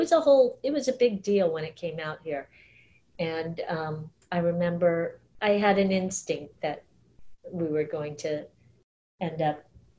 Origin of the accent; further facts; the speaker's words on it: Southern California, United States; But I grew up in Southern California.